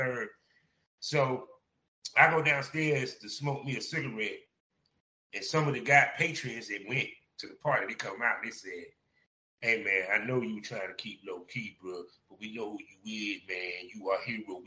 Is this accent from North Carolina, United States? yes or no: yes; Durham, North Carolina, United States; I'm in Durham, my hometown.